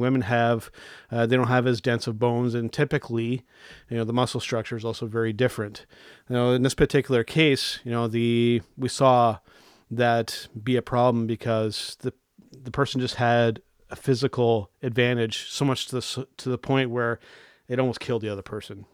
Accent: Canada; I'm a Canadian wrestling fan

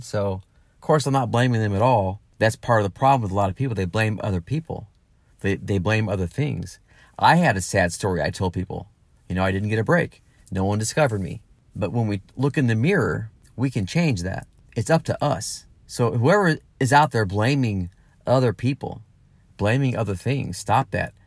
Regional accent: Granite City, Illinois, United States; moved away as an adult; also born or lived in Los Angeles / San Diego / Nashville; my hometown, you know, the Midwest, the St. Louis area, Granite City, Illinois, where I'm from originally.

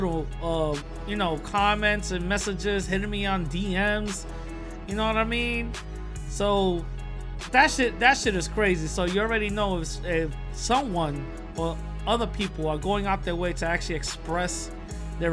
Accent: New York City, New York, United States; I'm from the Bronx, you know, also New York City.

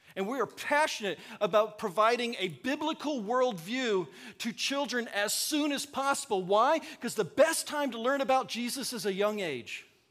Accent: the South, United States; now in Ankeny, United States; I'm from the South

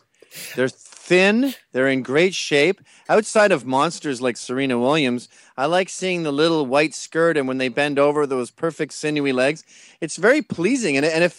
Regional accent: United Kingdom; born there; No, I was born in Britain. I venerate football.

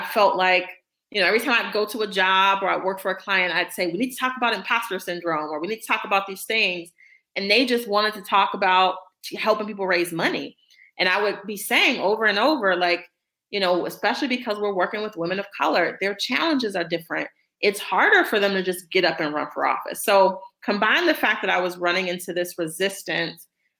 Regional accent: Detroit, Michigan, United States; I ran for state rep in my hometown of Detroit back in 2014

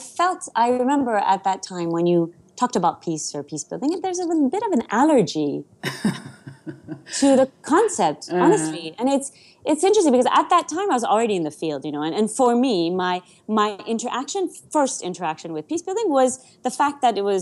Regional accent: Ouagadougou, Centre, Burkina Faso; first language Persian; English is a second language; I was born in Ouagadougou, my brother was born in Ouagadougou, we actually had a right to be Burkinabe.

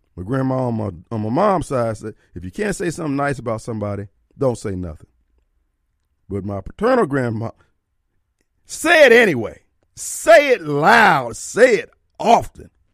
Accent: Jackson, Mississippi, United States; I'm coming from Jackson

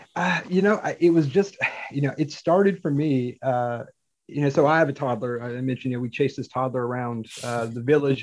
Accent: Forsyth County, Piedmont Triad, Western North Carolina, United States; I grew up in Western North Carolina

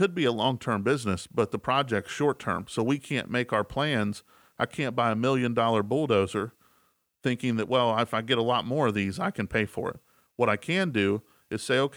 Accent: Elkins, West Virginia, United States; the town we were in is a small town I grew up in Elkins, West Virginia.

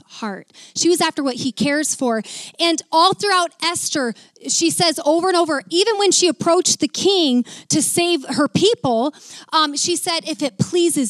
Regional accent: Mason City, Iowa, United States; moved away; my hometown in Mason City, Iowa

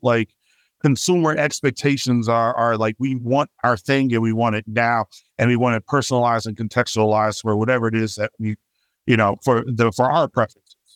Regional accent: Chicago, Illinois, United States; now in Bay Area, United States; I'm originally from Southside Chicago

